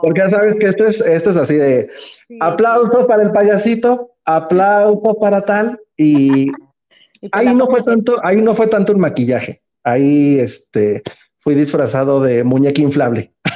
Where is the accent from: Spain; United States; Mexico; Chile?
Mexico; como buen mexicano